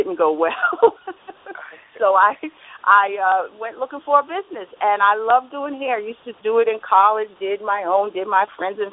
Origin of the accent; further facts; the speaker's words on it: New York City, New York, United States; moved away as an adult; also born or lived in North Carolina; now in New Jersey, United States; I'm actually born North Carolina, grew up in Brooklyn, and moved to New Jersey almost a little over 30 years ago.